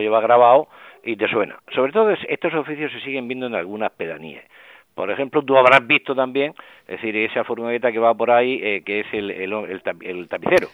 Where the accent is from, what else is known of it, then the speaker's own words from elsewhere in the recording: Murcia, Region of Murcia, Spain; yo he conocido de crío por Murcia